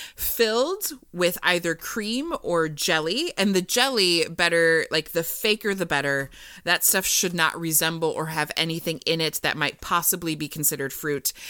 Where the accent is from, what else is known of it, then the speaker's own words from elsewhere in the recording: Iowa, United States; I am from Iowa